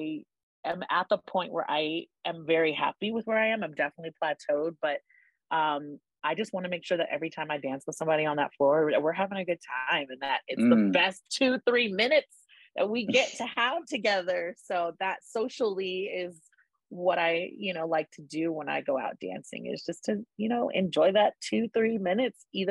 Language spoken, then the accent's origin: English; Henderson, Nevada, United States; moved away as an adult; also born or lived in Inglewood, California; now in Denver, United States; I grew up in Henderson, Nevada, which is a suburb of Las Vegas.